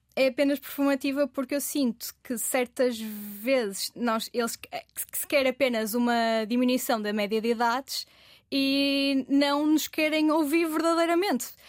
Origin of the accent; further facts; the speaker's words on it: Vila do Conde, Norte, Portugal; eu, que sou de Vila de Conde